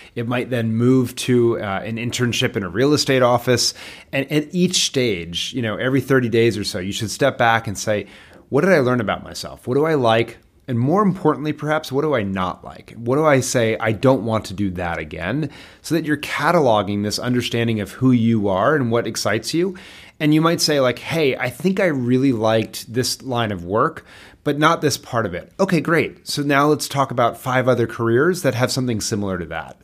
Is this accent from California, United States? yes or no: no; Bethesda, Maryland, United States; I grew up in Bethesda, Maryland